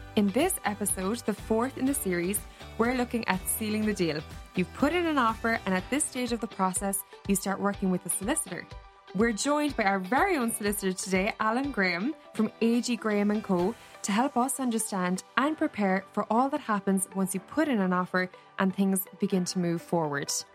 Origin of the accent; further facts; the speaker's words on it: Cork, Munster, Ireland; now in Dublin, Ireland; I'm from Cork originally